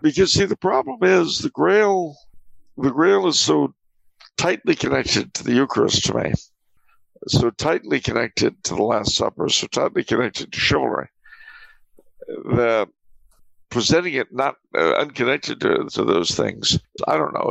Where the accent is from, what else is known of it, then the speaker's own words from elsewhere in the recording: California, United States; I'm a Californian.